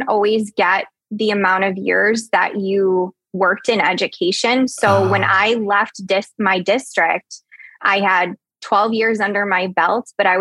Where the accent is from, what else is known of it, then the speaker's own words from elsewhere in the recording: Chicago, Illinois, United States; I'm from Chicago, Illinois